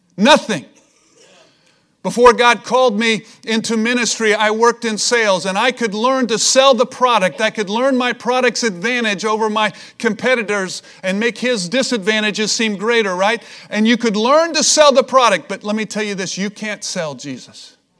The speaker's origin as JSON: {"language": "English", "region": "Missouri", "country": "United States", "said": "I'm from Missouri. It's the show me state."}